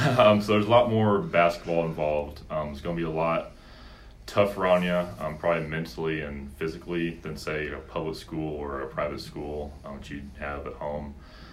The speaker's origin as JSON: {"language": "English", "town": "Colorado Springs", "region": "Colorado", "country": "United States", "tie": "born or raised there", "also_born_or_lived": "Memphis, United States", "said": "Yeah, so I was born in Memphis, Tennessee. Moved to Colorado Springs when I was about 4 or 5 years old."}